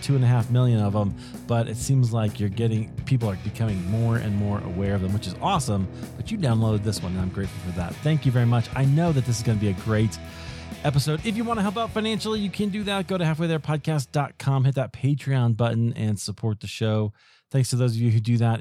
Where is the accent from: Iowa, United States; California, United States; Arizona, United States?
Iowa, United States; also born or lived in Chicago, United States; now in Denver, United States; I grew up in Iowa